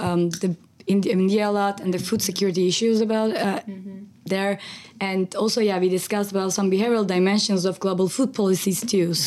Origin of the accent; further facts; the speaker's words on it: Turkey; moved away; I grew up in Turkey